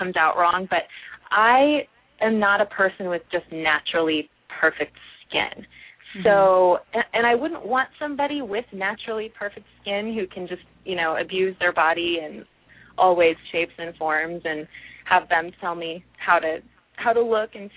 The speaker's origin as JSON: {"language": "English", "region": "Midwest", "country": "United States", "also_born_or_lived": "New Jersey", "moved": "as an adult", "said": "I'm originally from the Midwest"}